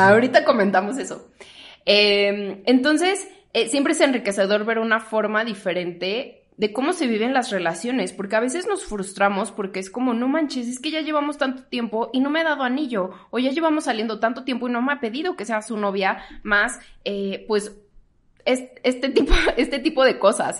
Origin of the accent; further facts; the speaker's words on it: Toluca, State of Mexico, Mexico; moved away as an adult; now in Mexico City, Mexico; yo soy de Toluca, entonces para mí no era opción quedarme en Toluca